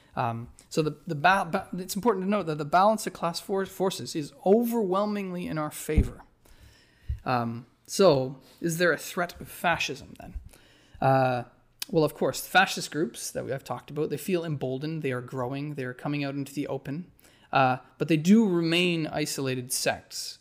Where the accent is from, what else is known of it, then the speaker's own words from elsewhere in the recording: Whitehorse, Yukon, Canada; My hometown in the Yukon, uh, White Horse